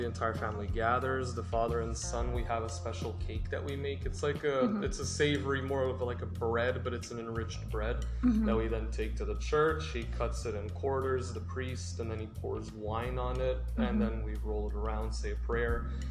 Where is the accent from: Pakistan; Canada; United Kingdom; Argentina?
Canada; I grew up here in Canada